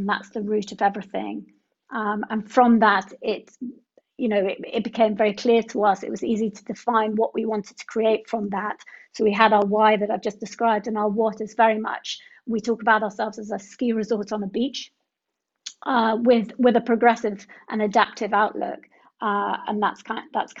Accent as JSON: {"language": "English", "area": "Sussex", "region": "South East England", "country": "United Kingdom", "tie": "born or raised there", "also_born_or_lived": "London / Paris", "moved": "as an adult", "lives_now": "Cornwall, United Kingdom", "said": "I grew up in Sussex in the countryside"}